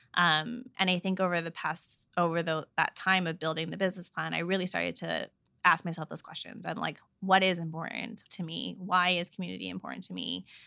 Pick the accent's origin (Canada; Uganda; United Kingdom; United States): Canada; Vancouver, British Columbia; all my cousins and all of us have been born and raised in Vancouver